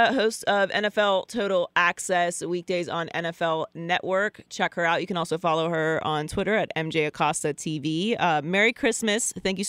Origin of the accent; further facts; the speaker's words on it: Pittsburgh, Pennsylvania, United States; I grew up in Pittsburgh.